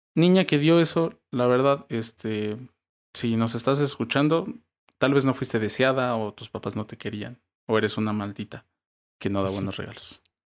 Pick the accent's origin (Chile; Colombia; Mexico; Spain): Mexico